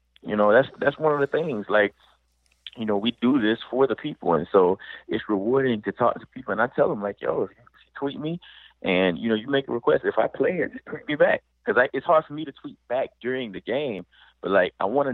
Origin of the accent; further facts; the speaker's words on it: Fort Valley, Georgia, United States; now in Atlanta, United States; I was born in Fort Valley, Georgia. I always wanted to do music. I played anywhere that I could, any person, anywhere that would hire me. I moved to Atlanta to pursue that dream